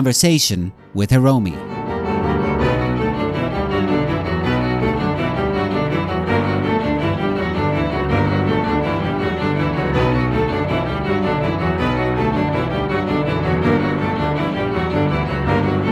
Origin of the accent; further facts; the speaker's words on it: Italy; I was born in Italy